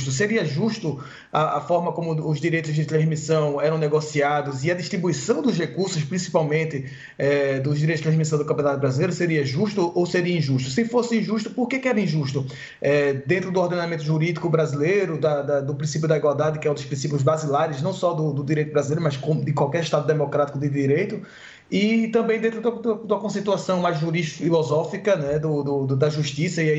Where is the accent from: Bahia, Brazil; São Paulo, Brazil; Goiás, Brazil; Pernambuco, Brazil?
Pernambuco, Brazil; Recife; sempre no Recife, né, de, de onde eu sou